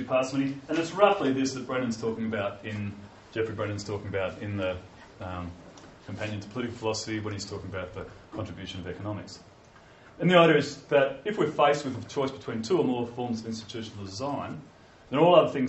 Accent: Australia; I'm from Australia

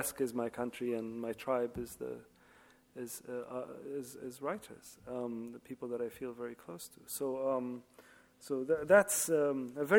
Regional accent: Libya; now in London, United Kingdom; I was always introduced as the British writer of Libyan origin, which is true. And then after the Arab Spring, I am Libyan writer living in London

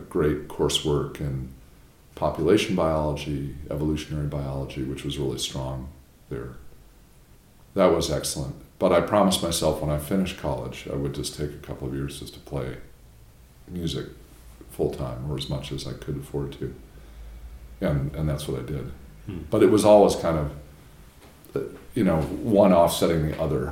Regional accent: outside of Chicago, Illinois, United States; moved away as an adult; also born or lived in New Haven, Connecticut; now in Durham, United States; I grew up outside of Chicago in a suburban neighborhood

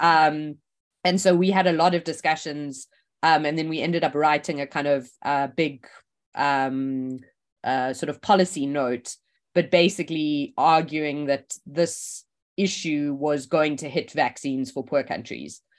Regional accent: South Africa; moved away as an adult; also born or lived in Oxford; I grew up in South Africa

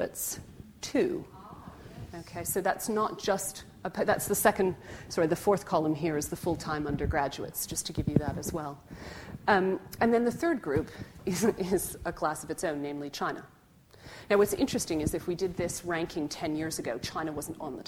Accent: Canada; now in Oxford, United Kingdom; as a Canadian

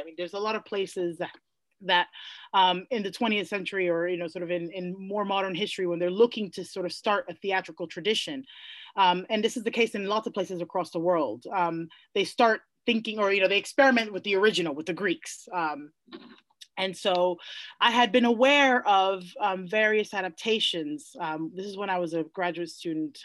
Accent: New York City, New York, United States; I grew up in the Bronx

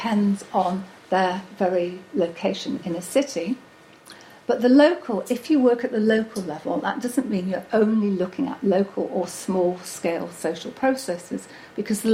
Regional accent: Manchester, North West England, United Kingdom; my hometown of Manchester

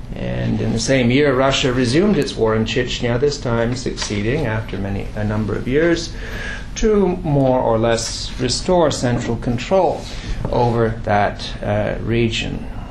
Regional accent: Quebec, Canada; I come from Quebec

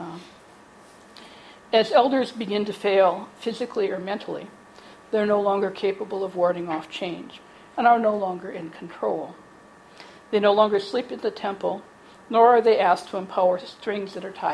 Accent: United States; I'm an American

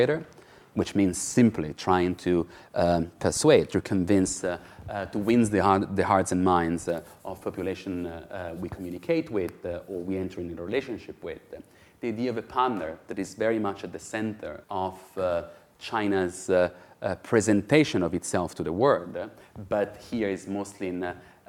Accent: Italy; I'm from Italy

